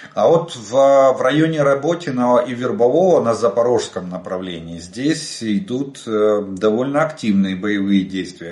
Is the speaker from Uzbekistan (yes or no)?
no; Ukraine; мы из Украины